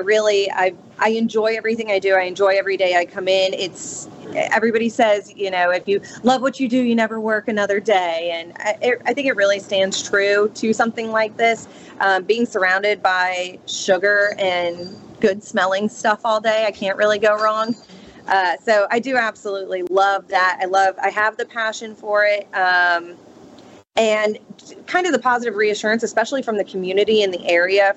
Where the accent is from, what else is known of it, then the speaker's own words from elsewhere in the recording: Boynton Beach, Florida, United States; moved away as an adult; also born or lived in Jacksonville, Florida; now in Ocean Springs, United States; I'm originally from Boynton Beach, Florida, just south of West Palm